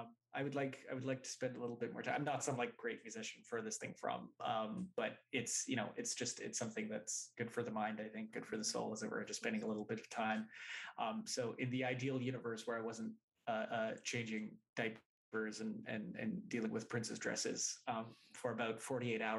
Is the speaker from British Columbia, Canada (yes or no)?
yes; Vancouver, British Columbia, Canada; the guys that I grew up with in Vancouver, Canada